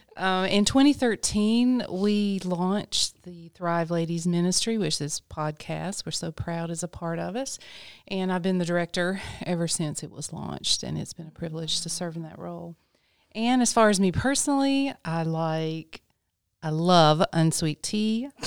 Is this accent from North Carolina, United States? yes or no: yes; Lexington, North Carolina, United States; I was born and raised in Lexington, North Carolina.